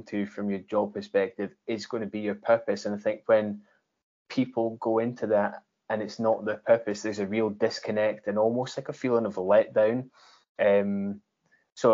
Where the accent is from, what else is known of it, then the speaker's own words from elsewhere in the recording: Scotland, United Kingdom; we grew up in Scotland